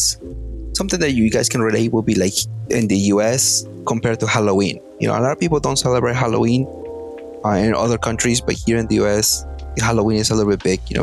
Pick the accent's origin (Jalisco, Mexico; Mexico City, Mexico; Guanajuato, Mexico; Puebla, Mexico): Puebla, Mexico; Atlixco; moved away; growing up in Mexico